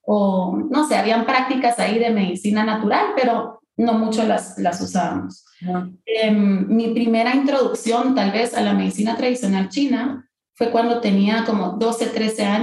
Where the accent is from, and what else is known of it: Guatemala